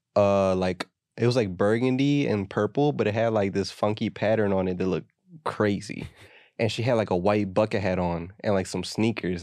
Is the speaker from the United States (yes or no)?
yes; United States; we're American